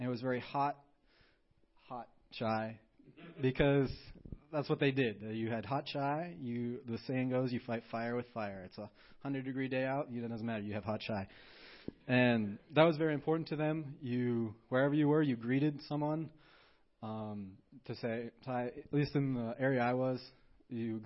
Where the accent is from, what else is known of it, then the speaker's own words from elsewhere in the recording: Montana, United States; I'm from Montana, you know, America